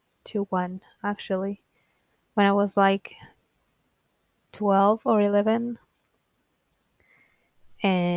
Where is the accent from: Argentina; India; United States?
Argentina; first language Spanish; English is a second language; I'm from Argentina. I'm 27 years old, almost 28. But yeah, And I'm Latina. My first language is Spanish